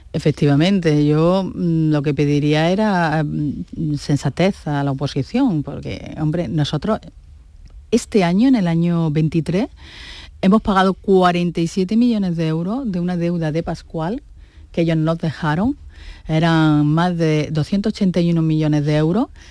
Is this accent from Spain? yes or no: yes; Andalusia, Spain; también somos andaluces